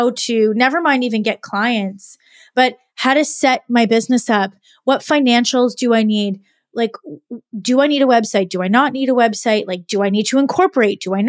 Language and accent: English; Canada; also born or lived in Montreal, Quebec; I am Canadian and I went to university in Montreal, Quebec